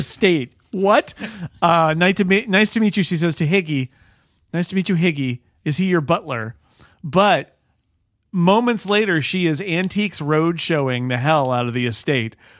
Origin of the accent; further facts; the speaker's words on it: California, United States; Little House on the Prairie, the T V show that was shot in my hometown